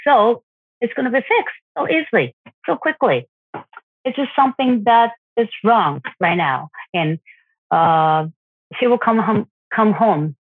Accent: Japan; I'm from Japan.

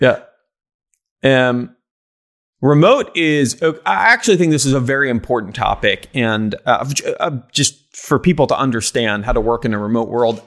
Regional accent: Israel; now in United States; I grew up in Israel

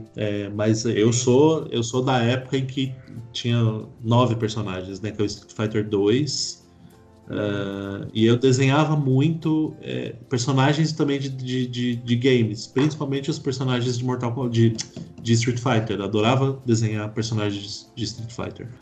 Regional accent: São Paulo, Brazil; also born or lived in Belo Horizonte; eu cresci ali, eu morei ali até os, até os 10

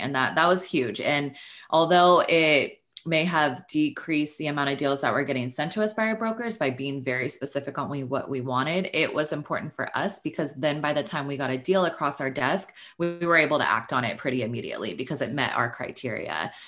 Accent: Sacramento, California, United States; moved away as an adult; now in Los Angeles, United States; I am from Northern California. I'm from Sacramento. uh, grew up there

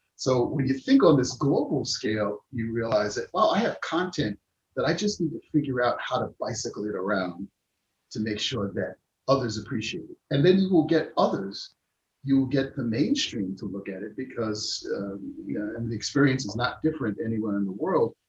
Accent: United States; I'm American, but have these roots and these connections

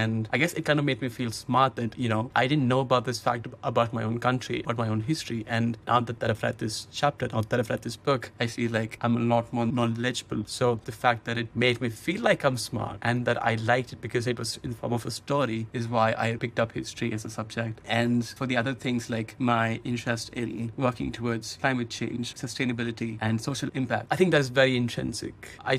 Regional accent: Lucknow, Uttar Pradesh, India; also born or lived in Delhi; I was born in Delhi because my entire maternal family is in Delhi. So when I was born, my mom was in Delhi, but I've lived in a city called Lucknow my entire life, which is another northern city in India, like 500 kilometers away from Delhi.

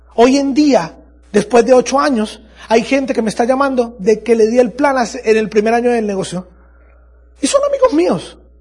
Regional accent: Andes, Venezuela; en mi país hay un lugar que se llama Los Andes, yo soy de Los Andes

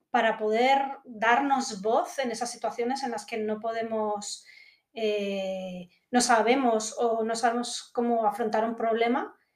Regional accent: Madrid, Community of Madrid, Spain; born there; also born or lived in Guatemala / United Kingdom; yo soy de aquí de Madrid, de aquí, bueno, o de cualquier parte, ¿no? pero nací en Madrid y desde bastante pequeña también viví en diferentes lugares, he vivido en Guatemala, he vivido en Reino Unido porque soy medio inglesa

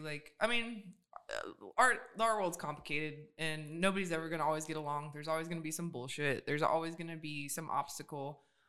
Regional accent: Pontiac, Michigan, United States; born there; I was born in Pontiac, Michigan.

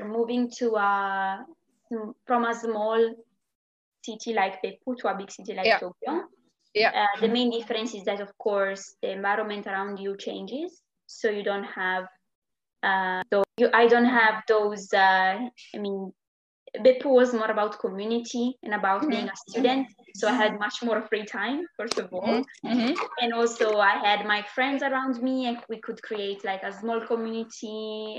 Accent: a small village close to Milan, Lombardy, Italy; moved away as an adult; also born or lived in Venice, Italy / Japan; I'm actually from a small village close to Milan

